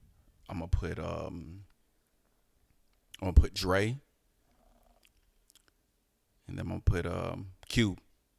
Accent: the South, United States; I'm from the South, so yeah.

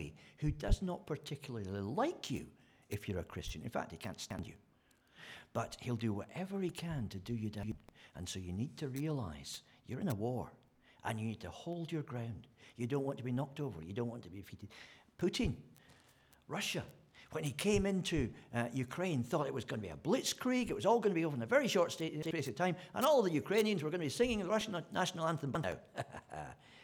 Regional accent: Scotland, United Kingdom; moved away; I'm a Scotsman

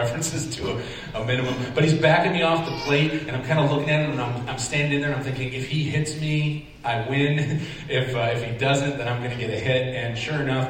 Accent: Syracuse, New York, United States; I grew up in the Syracuse area

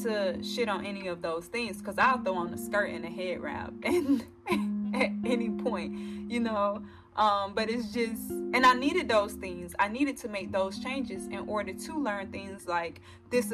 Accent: the South, United States; I am also 24-year-old African-American, born and raised in the South

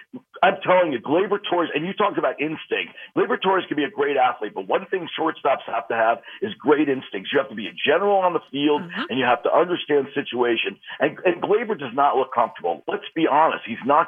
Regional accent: Westchester, New York, United States; I grew up in Westchester.

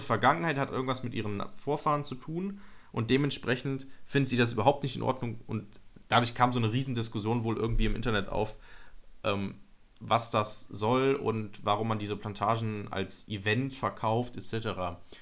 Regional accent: Nettetal, North Rhine-Westphalia, Germany; meine, meine Heimatstadt nennen, Nettetal

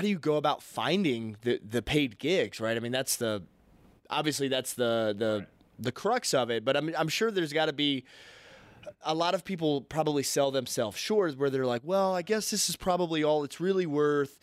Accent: the South, United States; growing up in the South

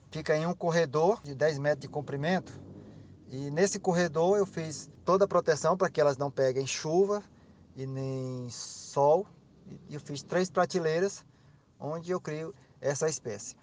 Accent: Piauí, Brazil; moved away as an adult; now in Araguaína, Brazil; Como eu sou piauiense, estou aqui no Tocantins porque sou concursado, mas nasci no Piauí, minha família toda é de lá.

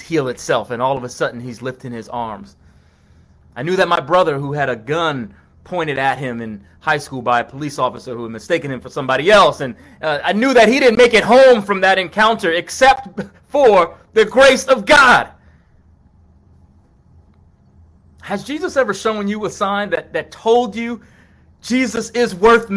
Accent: Long Island, New York, United States; over to Long Island where I was

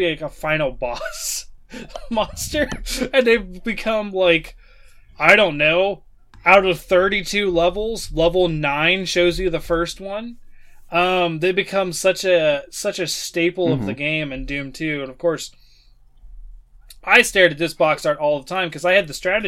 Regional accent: Chillicothe, Ohio, United States; also born or lived in Waverly, Ohio; here in my hometown, Chillicothe, well, I say I live in Waverly, but Chillicothe is where you go if you want to find anything

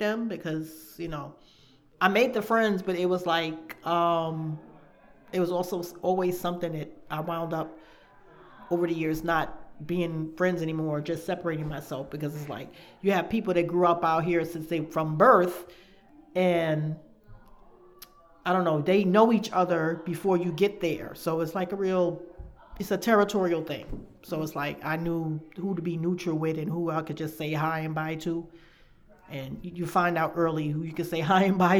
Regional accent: New York, United States; also born or lived in downtown Brooklyn

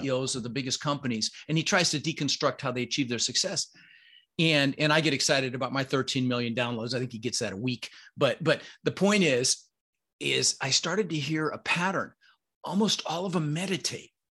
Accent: Denver, Colorado, United States; first language Dutch; English is a second language; also born or lived in Netherlands; I was born in Holland. um, and immigrated when I was six with my brother Albert, my mother's Vancha, uh, and we, uh, you know, we really struggled. I, we moved to Denver

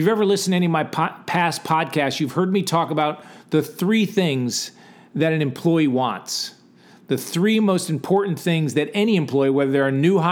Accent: Gales Ferry, Connecticut, United States; In my hometown, when you went from sixth to seventh grade, you went from grammar school, Gales Ferry Grammar School

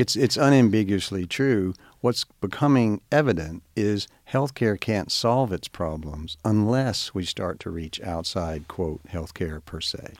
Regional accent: Star City, Arkansas, United States; moved away; growing up in Star City

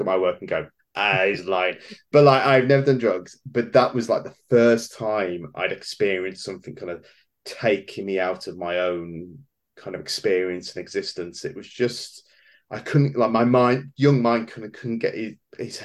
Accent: Wolverhampton, West Midlands, United Kingdom; We did have a very short-lived comic book store here where I was born in Wolverhampton

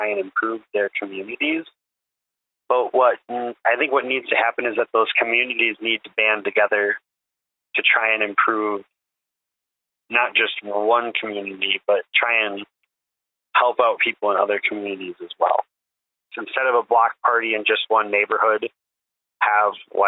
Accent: Milwaukee, Wisconsin, United States; also born or lived in Menomonee Falls, Wisconsin; I was born in Menominee Falls, but I grew up in Milwaukee. I lived in Milwaukee for 27 years

